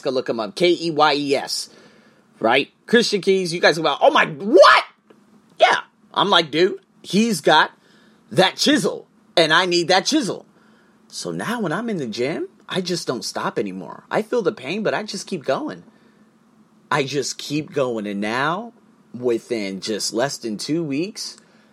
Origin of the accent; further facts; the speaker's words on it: United States; I'm from America